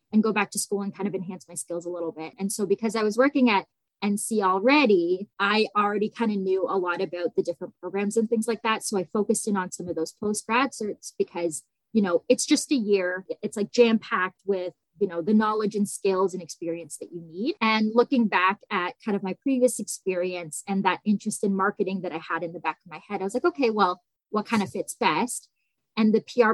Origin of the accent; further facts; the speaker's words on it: Niagara Falls, Ontario, Canada; I grew up in Niagara Falls, and I did all of my schooling here, post-secondary, and started my career here as well